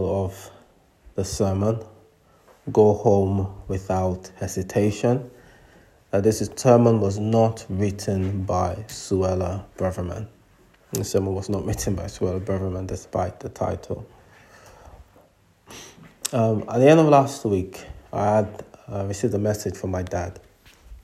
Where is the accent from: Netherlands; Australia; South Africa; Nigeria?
Nigeria; moved away; When I was growing up in Nigeria, much younger